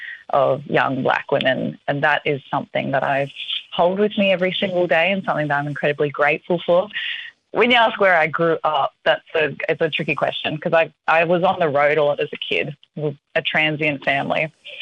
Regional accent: Melbourne, Victoria, Australia; born there; also born or lived in Northern Territory; I was born in Melbourne.

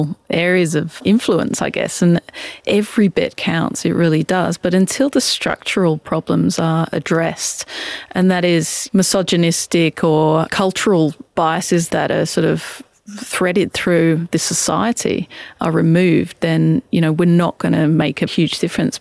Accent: about 60 km from London, England, United Kingdom; I grew up in England and we're about 60 Ks from London in a really small community, just a couple of hundred people.

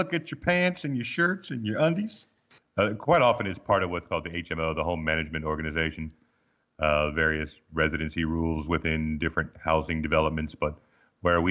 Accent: Arizona, United States; moved away as an adult; also born or lived in Baltimore, Maryland / Missouri / Illinois; now in Australia; growing up in Arizona, where it was a constant sort of medium high dryer heat all the time in life

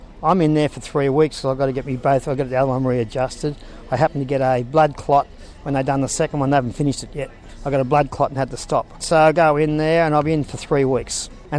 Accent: Sydney, New South Wales, Australia; now in Ballina, Australia; Yes, I've been here since 86. I come from Sydney

